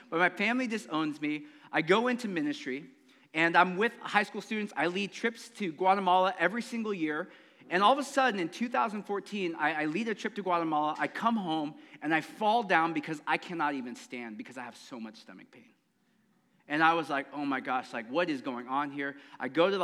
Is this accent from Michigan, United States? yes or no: no; San Jose, California, United States; I grew up in Eastside San Jose